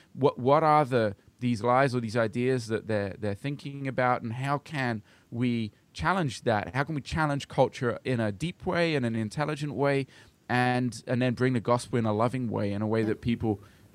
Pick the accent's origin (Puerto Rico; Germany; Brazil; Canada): Brazil; my parents were missionaries, and I grew up in Brazil because of that.